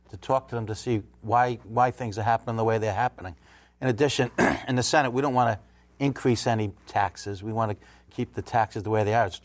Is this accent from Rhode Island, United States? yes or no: yes; Warwick, Rhode Island, United States; Obviously, I come from Warwick. Warwick's had a school contract dispute for a number of years.